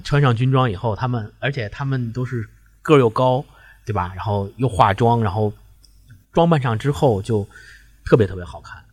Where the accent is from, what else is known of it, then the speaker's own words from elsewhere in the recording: China; also born or lived in Beijing; 我们中国人